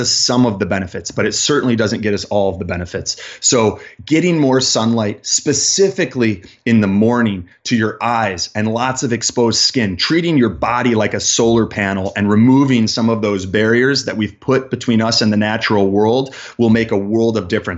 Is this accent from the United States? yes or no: yes; Chicago, Illinois, United States; I'm a man that was born and raised in Chicago in the Midwest.